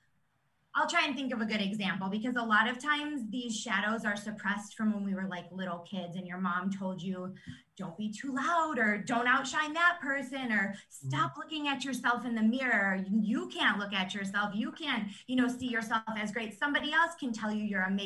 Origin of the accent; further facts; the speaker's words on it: New York, United States; moved away as an adult; now in Phoenix, United States; I'm actually from New York, and now we live in Phoenix